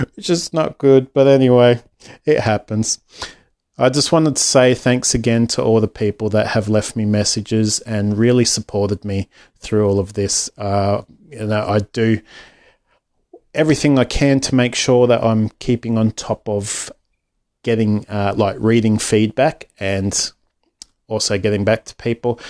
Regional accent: Australia; otherwise known as …

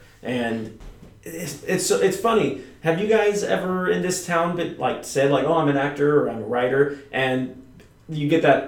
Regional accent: Vacaville, California, United States; also born or lived in England; now in Los Angeles, United States; I'm from Northern California.

